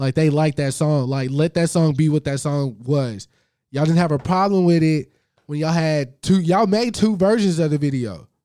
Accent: the South, United States; I'm from the South

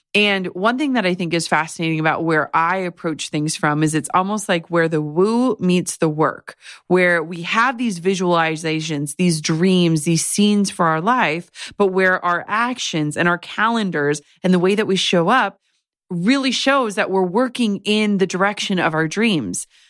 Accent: Midwest, United States; as a Midwesterner

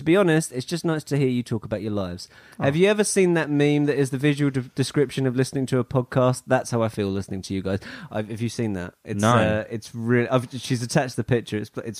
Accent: Canada; I'm Canadian.

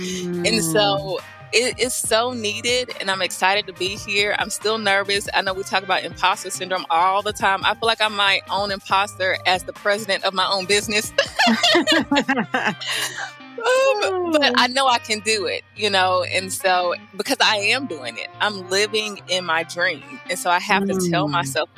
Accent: the South, United States; accent: Southern African-American dialect; I'm from the South. I sound like a Southerner.

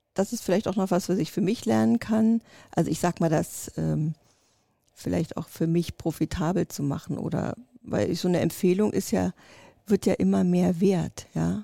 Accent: East Germany, Germany; also born or lived in Russia; ich bin noch ein Kind des Ostens

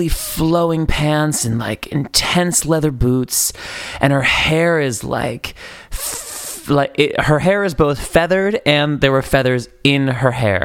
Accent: East Coast, New England, United States; moved away as an adult; now in Los Angeles, United States; I'm from the East Coast.

